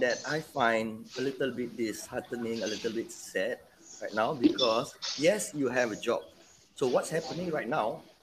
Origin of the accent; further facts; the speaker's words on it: Penang, Malaysia; I was I was raised in Penang